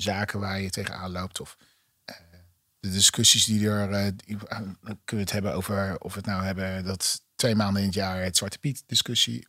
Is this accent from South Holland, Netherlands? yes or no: yes; Hoek van Holland, South Holland, Netherlands; ik ben opgegroeid in Hoek van Holland